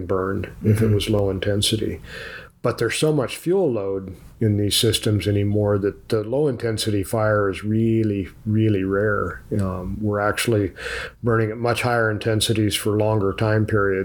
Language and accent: English; Tuolumne County, California, United States; also born or lived in Auburn, California; where I grew up in the Stanislaus National Forest in Tuolumne County.